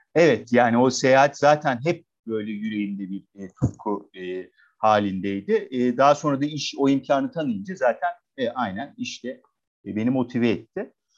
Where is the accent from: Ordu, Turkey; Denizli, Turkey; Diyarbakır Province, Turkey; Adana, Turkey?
Adana, Turkey; moved away as an adult; also born or lived in Istanbul / Denmark; 1977'de Adana'da doğdum. Adanalı e, bir e, aile. E, şehirde doğdum, büyüdüm. E, 18 yaşına kadar e, bu şekilde geçti.